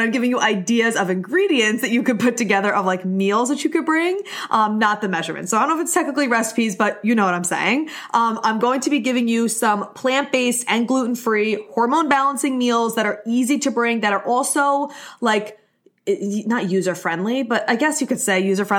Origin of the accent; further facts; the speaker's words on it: Long Island, New York, United States; I'm from Long Island. I don't say cookouts. We say barbecue